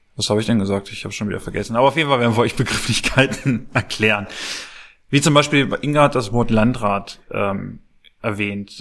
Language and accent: German; Clausthal-Zellerfeld, Lower Saxony, Germany; ich bin in Klausterzeller Feld geboren